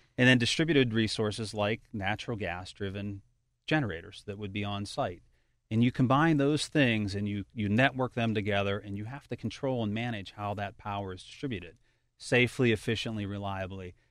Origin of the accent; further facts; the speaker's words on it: Pittsburgh, Pennsylvania, United States; moved away as an adult; also born or lived in Baltimore; now in Cranberry Township, United States; I'm actually a hometown product here. Uh, I was born and raised in Carrick